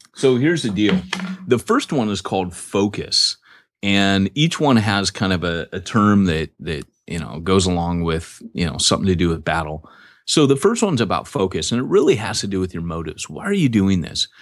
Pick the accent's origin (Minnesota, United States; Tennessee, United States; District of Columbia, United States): District of Columbia, United States; Washington; I was born in Washington, D C.